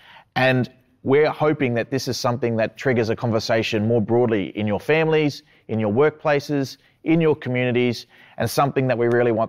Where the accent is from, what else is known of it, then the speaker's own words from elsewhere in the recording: North Stradbroke Island, Quandamooka, Queensland, Australia; I'm from the Quandamooka peoples of Minjiriba, which is also known as North Stradbroke Island, just off the coast of Brisbane.